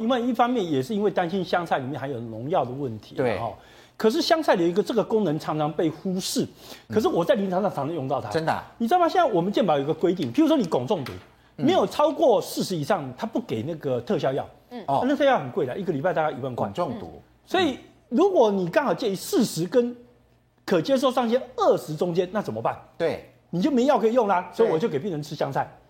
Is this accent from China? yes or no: no; Taiwan; 我们台湾人会觉得这个很香啊